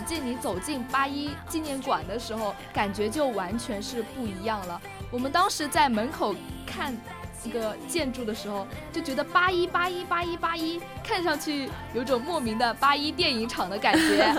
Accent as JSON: {"language": "Chinese", "town": "Wenzhou", "region": "Zhejiang", "country": "China", "said": "我跟我室友都来自浙江温州"}